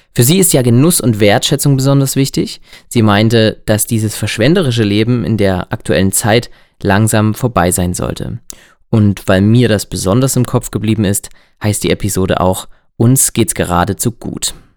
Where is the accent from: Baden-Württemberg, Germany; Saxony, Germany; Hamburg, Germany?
Saxony, Germany; Erzgebirge; accent: Erzgebirgisch; unseren erzgebirgischen Dialekt